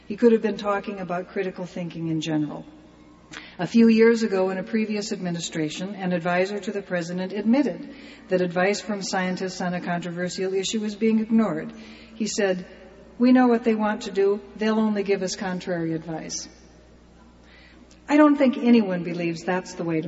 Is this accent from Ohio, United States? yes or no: no; California, United States; I'm from California